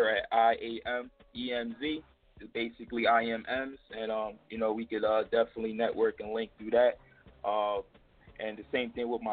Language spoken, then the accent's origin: English; Philadelphia, Pennsylvania, United States; I'm from Erie Ave